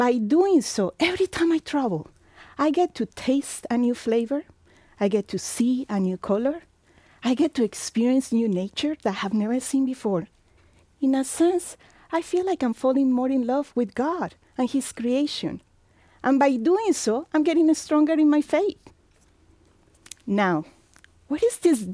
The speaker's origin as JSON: {"language": "English", "country": "Colombia", "tie": "born or raised there", "also_born_or_lived": "Mexico / Virginia / Florida / Tennessee", "moved": "as an adult", "lives_now": "Indiana, United States", "said": "I live in Colombia for 20 years, where my family is from, and the last 24 years here in the United States"}